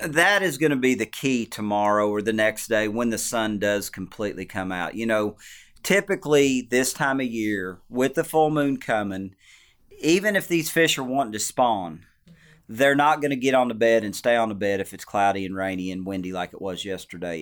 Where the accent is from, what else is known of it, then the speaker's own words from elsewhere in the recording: Arkansas, United States; also born or lived in Table Rock Lake; growing up in Arkansas